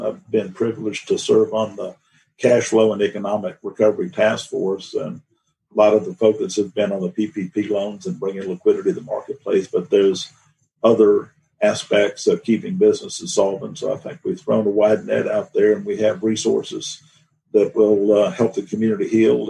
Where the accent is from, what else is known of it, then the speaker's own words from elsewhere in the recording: Atlanta, Georgia, United States; also born or lived in Virginia; I was born in Virginia. I grew up in Atlanta.